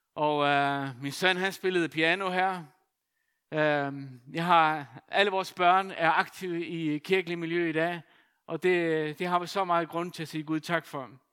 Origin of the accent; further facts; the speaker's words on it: Faroe Islands; now in Denmark; født og opvokset på Færøerne